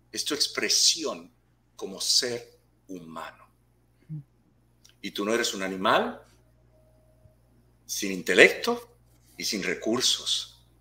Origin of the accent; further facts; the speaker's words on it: Puerto Rico; born there; Yo soy un espíritu, un ser nacido en una preciosa isla que se llama Puerto